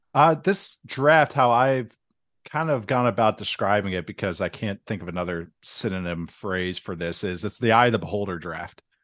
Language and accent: English; St. Louis Park, Minnesota, United States; moved away as an adult; now in Las Vegas, United States